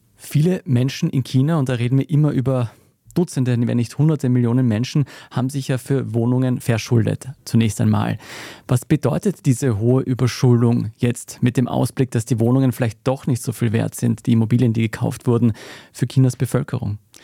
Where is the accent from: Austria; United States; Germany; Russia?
Austria; bei uns in Österreich